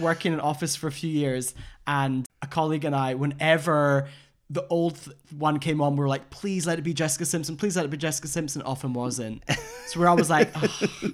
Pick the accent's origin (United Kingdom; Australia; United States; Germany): United Kingdom; Scotland; I'm from Scotland.